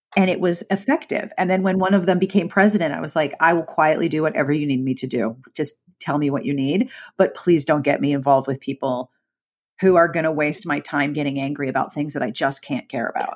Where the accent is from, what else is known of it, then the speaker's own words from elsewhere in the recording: Pittsburgh, Pennsylvania, United States; I was actually from Pittsburgh, which has its own regional accent